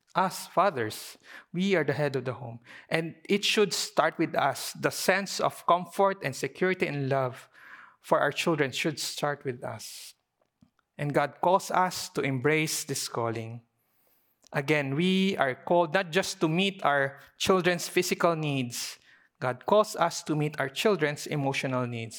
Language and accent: English; Philippines; as a Filipino Chinese community